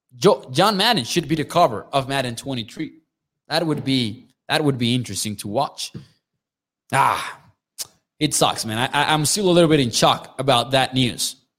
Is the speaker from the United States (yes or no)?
no; Mexico; I'm from Mexico